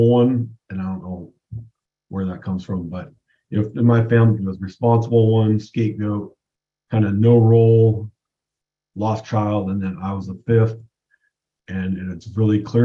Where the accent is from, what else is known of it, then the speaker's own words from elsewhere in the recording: West Coast, United States; I grew up on the West Coast